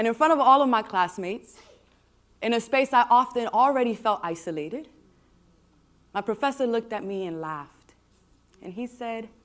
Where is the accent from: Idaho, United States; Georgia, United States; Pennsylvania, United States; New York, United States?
New York, United States; New York City; I was born and raised in New York City. You might be able to tell from my accent